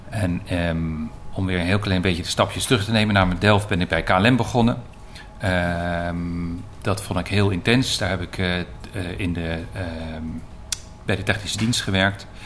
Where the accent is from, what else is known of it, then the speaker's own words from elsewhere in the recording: Belgium; also born or lived in Leiden, Netherlands; ik ben geboren in Leiden, een hele tijd geleden inmiddels. Eh, ik ben als kind, mijn eh, zesde, naar, met, met gez, ouderlijk gezin naar België verhuisd. Mijn vader werkte toen voor de NAVO en daar heb ik een jaar of negen gewoond.